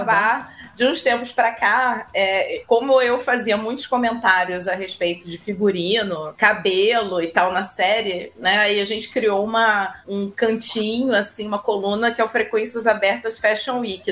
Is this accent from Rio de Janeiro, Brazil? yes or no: yes; Rio de Janeiro, Brazil; carioca e flamenguista